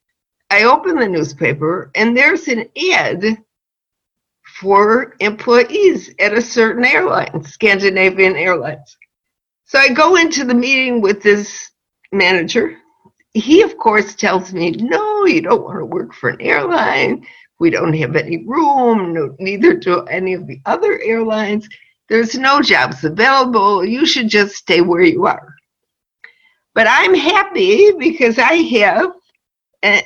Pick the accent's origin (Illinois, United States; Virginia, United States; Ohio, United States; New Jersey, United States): Illinois, United States; Chicago; moved away as an adult; now in Israel; I was born and raised in Chicago